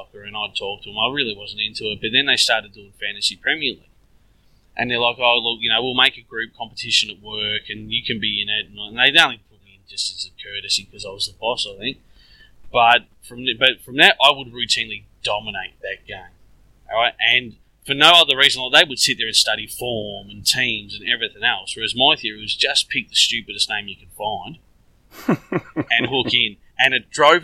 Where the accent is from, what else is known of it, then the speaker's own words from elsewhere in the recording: Melbourne, Victoria, Australia; lived here all my life. I haven't managed to get overseas yet, but I, like I said, we're in Melbourne